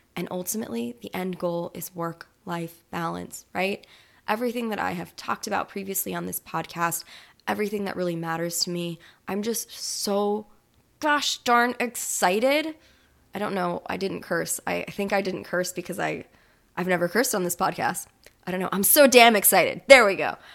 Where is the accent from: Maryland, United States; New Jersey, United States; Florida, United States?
Florida, United States; now in New Orleans, United States; I'm originally from Florida